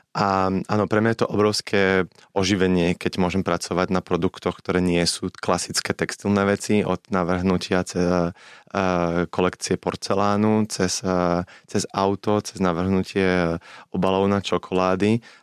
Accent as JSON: {"language": "Slovak", "country": "Slovakia", "moved": "as an adult", "said": "ja som veľmi hrdý na to, že som zo Slovenska a stále sa považujem za Slováka, napriek tomu, že žijem 16 rokov v zahraničí"}